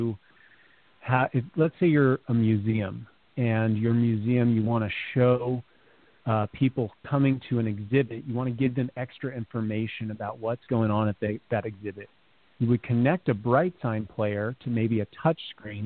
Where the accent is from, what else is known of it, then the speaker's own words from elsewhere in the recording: California, United States; I grew up in California